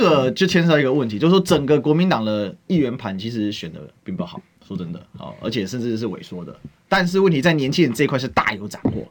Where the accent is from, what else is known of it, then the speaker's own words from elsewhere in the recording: Taiwan; 我们台湾话